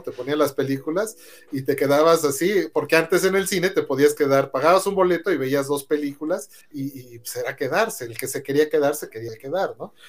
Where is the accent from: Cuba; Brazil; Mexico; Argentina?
Mexico; somos los mexicanos